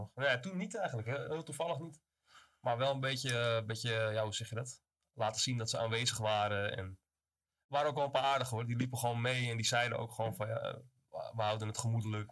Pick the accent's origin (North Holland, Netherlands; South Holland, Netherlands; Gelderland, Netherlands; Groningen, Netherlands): North Holland, Netherlands; Amsterdam; moved away as an adult; now in Zaanstad, Netherlands; kom uit Amsterdam inderdaad. Mijn vader komt vanuit Amsterdam-Oost, moeder uit Zuid. Dus ik ben een beetje tussen beide opgegroeid daar